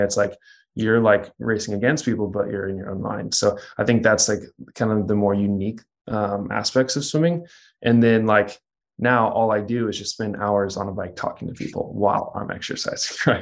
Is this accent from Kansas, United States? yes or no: yes; Kansas, United States; moved away; also born or lived in Texas; I grew up in Kansas